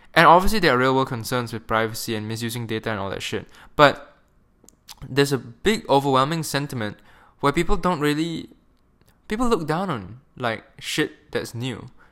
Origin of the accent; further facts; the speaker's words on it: Malaysia; moved away as an adult; I'm a Malaysian, and I grew up in Malaysia for, like, eighteen years of my life